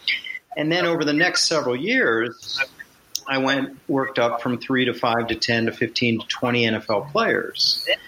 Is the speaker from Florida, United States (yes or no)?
no; Washington, District of Columbia, United States; I'm from Washington, D.C. So I came back and went to law school at home, basically, at Georgetown Law School